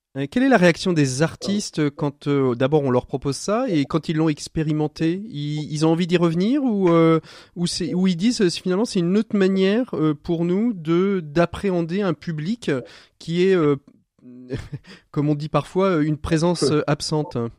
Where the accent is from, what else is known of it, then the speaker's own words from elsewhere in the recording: Angers, Pays de la Loire, France; je suis originaire à Ville d'Angers, je la connais un petit peu